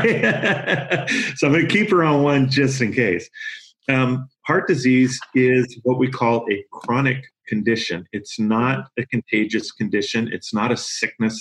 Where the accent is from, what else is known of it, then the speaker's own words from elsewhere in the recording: Yakima Valley, Washington, United States; I grew up in the Yakima Valley up in Washington